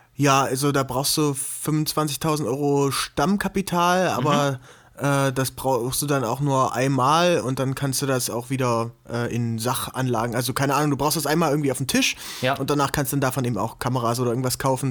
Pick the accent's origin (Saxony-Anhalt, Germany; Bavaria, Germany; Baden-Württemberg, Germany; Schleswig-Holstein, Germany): Saxony-Anhalt, Germany; Gräfenhainichen area near Dessau; also born or lived in Halle; now in Leipzig, Germany; ich bin eigentlich geboren in Aachen an der Elbe. Mhm. Das ist bei Dessau, äh, ganz bekannt durch das Splash- und Melt-Festival